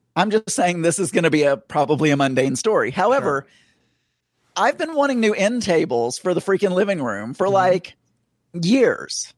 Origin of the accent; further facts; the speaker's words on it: Bradley County, Arkansas, United States; moved away; my hometown we had a festival called the Pink Tomato Festival because we were known for Bradley County